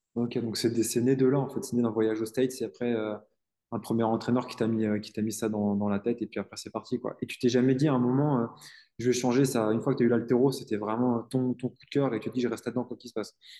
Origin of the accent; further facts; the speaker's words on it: Île-de-France, France; je suis en Est